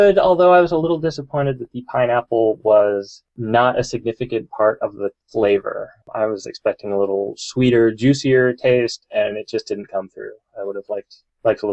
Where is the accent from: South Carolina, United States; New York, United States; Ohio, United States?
Ohio, United States; Columbus; my hometown, Columbus, Ohio